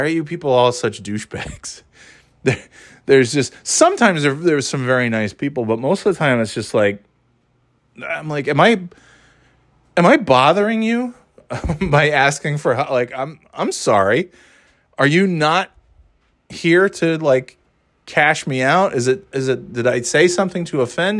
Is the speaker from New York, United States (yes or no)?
yes; New York, United States; now in New Hampshire, United States; growing up in New York